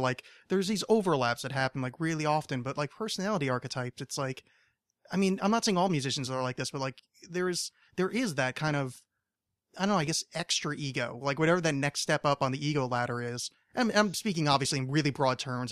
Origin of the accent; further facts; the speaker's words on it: outside New York, United States; now in Los Angeles, United States; I grew up on the East Coast originally